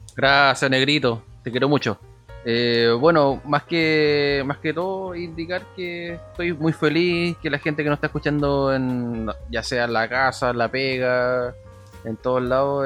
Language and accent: Spanish; Punta Arenas, Magallanes and Chilean Antarctica, Chile; yo soy de Punta Arenas, tengo 33 años